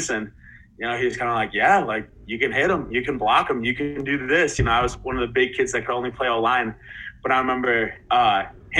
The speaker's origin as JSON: {"language": "English", "area": "around Northwestern", "region": "Illinois", "country": "United States", "tie": "born or raised there", "said": "I grew up around Northwestern, around Northwestern football, doing their camps from a young age."}